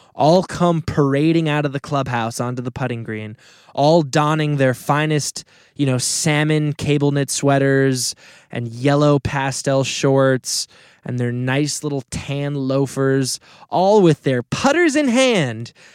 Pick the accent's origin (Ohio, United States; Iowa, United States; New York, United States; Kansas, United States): New York, United States; Westchester; the part of Westchester I grew up in is on the Long Island Sound